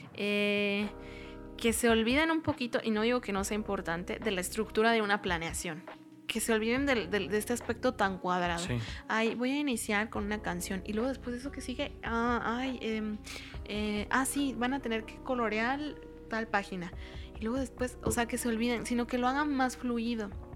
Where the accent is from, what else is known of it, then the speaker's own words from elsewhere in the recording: Mexico; como mexicanos, como cultura mexicana